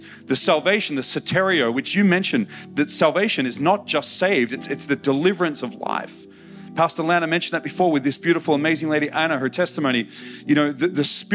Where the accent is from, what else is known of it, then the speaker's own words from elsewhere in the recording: Australia; I'm just an Aussie guy